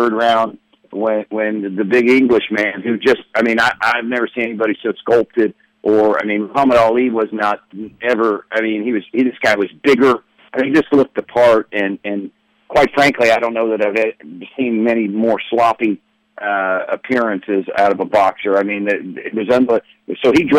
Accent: Columbus, Ohio, United States; I lived down in Tennessee, and I was from Columbus, just moved from Columbus, Ohio.

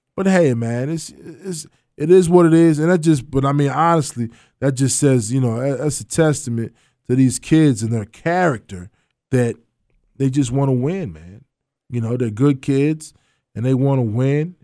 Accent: Providence, Kentucky, United States; I'm from Providence

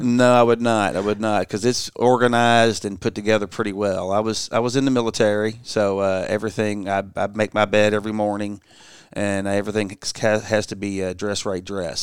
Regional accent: Louisville, Kentucky, United States; I grew up in Louisville, Kentucky

